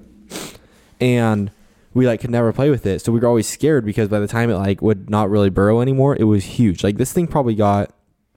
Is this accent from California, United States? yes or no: yes; Laguna Beach, California, United States; I was born in Laguna Beach